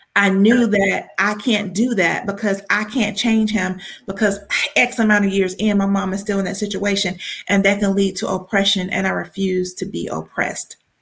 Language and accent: English; Columbus, Georgia, United States; now in Atlanta, United States; I'm from Columbus, but it's about an hour from hour and a half from Atlanta